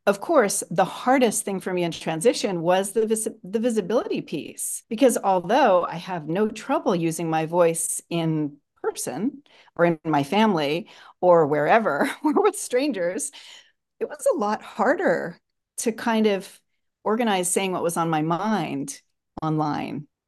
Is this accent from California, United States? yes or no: yes; Los Angeles, California, United States; I'm from Los Angeles. I am 61 years old